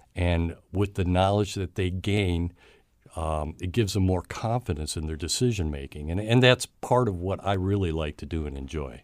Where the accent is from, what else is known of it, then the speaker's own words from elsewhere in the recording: Cleveland, Ohio, United States; I was born in the outskirts of Cleveland, Ohio